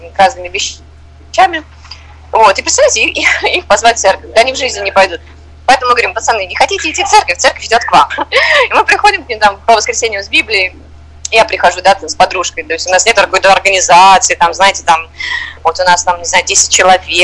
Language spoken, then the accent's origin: Russian; Moscow, Russia; moved away as an adult; now in Uganda; я из России, я из Москвы